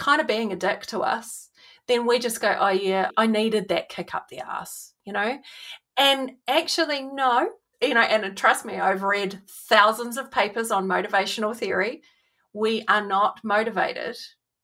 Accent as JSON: {"language": "English", "country": "New Zealand", "tie": "born or raised there", "said": "growing up in New Zealand"}